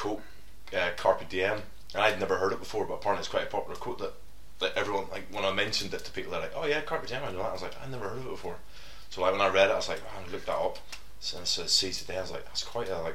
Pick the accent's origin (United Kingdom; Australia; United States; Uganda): United Kingdom; Coleraine, Northern Ireland; moved away as an adult; I'm from Coleraine, Northern Ireland. I know Gary. Gary's my cousin. We grew up together